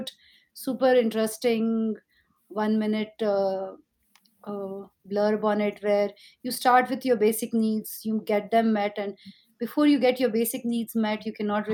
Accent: India; growing up in India, things were so competitive

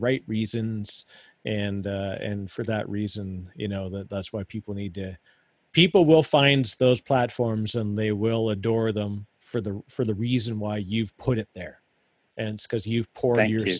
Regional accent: Canada; As a Canadian, my Canadianism still come out

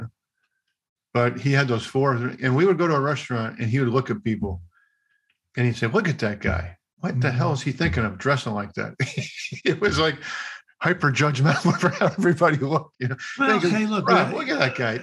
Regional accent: Albany, New York, United States; I grew up in Albany

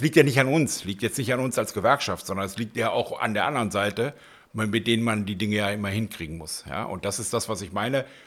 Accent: North Hesse, Germany; moved away as an adult; also born or lived in Wuppertal / Aachen / Berlin; geboren und aufgewachsen bin ich in Nordhessen.

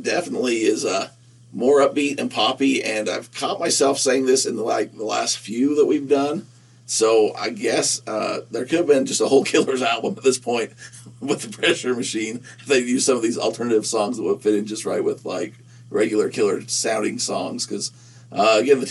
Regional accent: Nephi, Utah, United States; I'm from Nephi

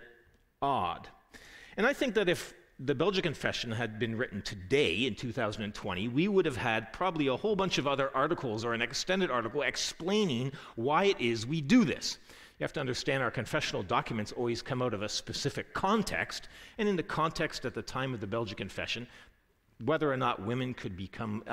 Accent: Canada; as a Canadian growing up in Canada

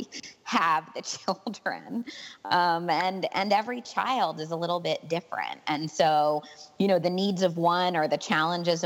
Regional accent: New York, United States; now in Gainesville, United States; I'm originally from New York State.

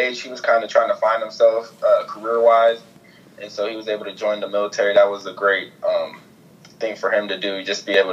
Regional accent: Ohio, United States; I grew up like an Ohio State fan as a kid, just growing up in Ohio

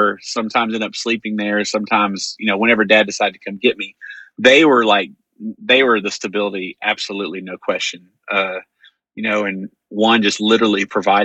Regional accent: Greenville, Texas, United States; I grew up in Greenville, Texas

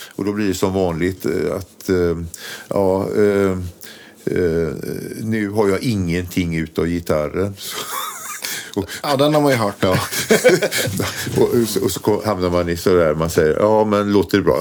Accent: Borås, Västra Götaland, Sweden; Vi är från Borås från början

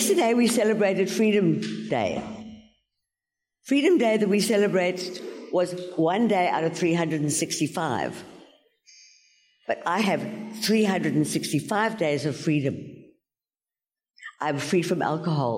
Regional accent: George, Western Cape, South Africa; I come from George on the garden route

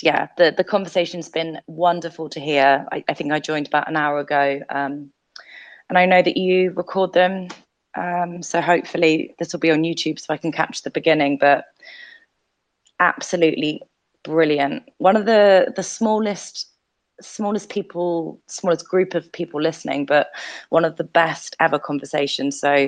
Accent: United Kingdom; I'm British and I'm a woman.

